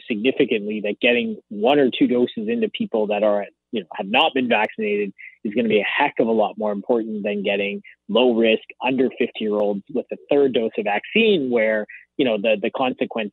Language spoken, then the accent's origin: English; Canada; as a Canadian